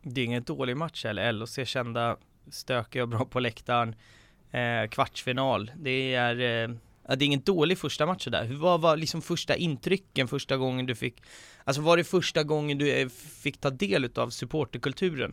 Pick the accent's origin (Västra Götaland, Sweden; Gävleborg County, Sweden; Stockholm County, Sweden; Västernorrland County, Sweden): Stockholm County, Sweden; Haninge; Jag är uppväxt i Haninge till exempel. Det är en förort till Stockholm